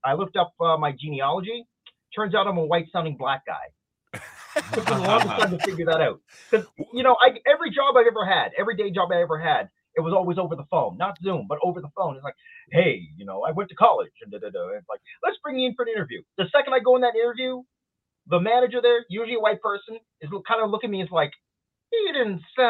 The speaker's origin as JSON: {"language": "English", "region": "Nova Scotia", "country": "Canada", "tie": "born or raised there", "said": "I did mention I grew up on the East Coast. And when you think of hockey in Nova Scotia, first person that people think of up here, Wayne Gretzky. But then I correct them and say Sidney Crosby. I grew up in the same town where he grew up."}